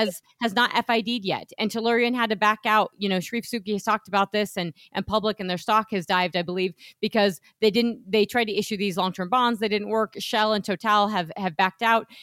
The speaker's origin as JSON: {"language": "English", "region": "Colorado", "country": "United States", "tie": "born or raised there", "said": "my hometown"}